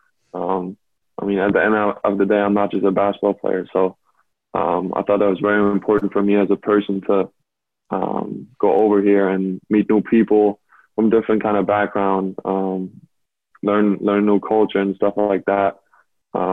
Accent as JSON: {"language": "English", "region": "Berlin", "country": "Germany", "tie": "born or raised there", "moved": "yes", "said": "I grew up in Berlin, like you said. So it was a dream come true to play for my hometown team that I grew up watching"}